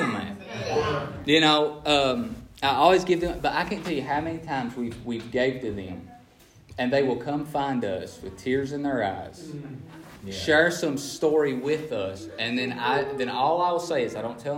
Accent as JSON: {"language": "English", "region": "Appalachia", "country": "United States", "said": "I'm from Appalachia where poverty is the norm."}